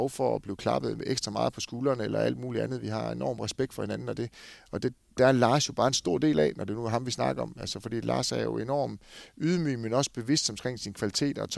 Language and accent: Danish; Esbjerg, Southern Denmark, Denmark; Altså, jeg kommer fra Esbjerg hvor jeg egentlig selv er med til rigtig mange ting.